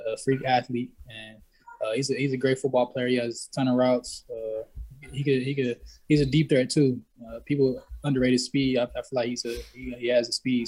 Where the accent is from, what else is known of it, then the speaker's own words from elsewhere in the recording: San Diego, California, United States; from San Diego